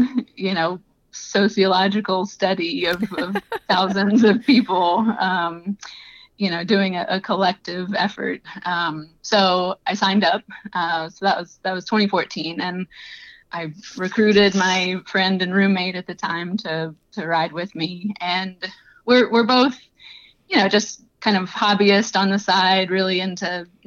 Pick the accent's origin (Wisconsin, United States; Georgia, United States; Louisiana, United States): Louisiana, United States; Southeast; moved away as an adult; now in Iowa, United States; I'm not originally from the Midwest. I'm from Southeast Louisiana, but had moved to Iowa for work